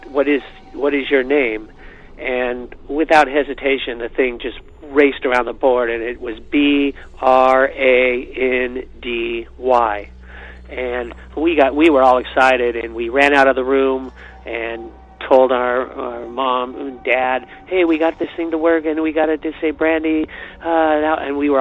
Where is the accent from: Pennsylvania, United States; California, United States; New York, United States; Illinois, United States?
California, United States; Dublin; My family moved to Dublin in 1966 and bought our house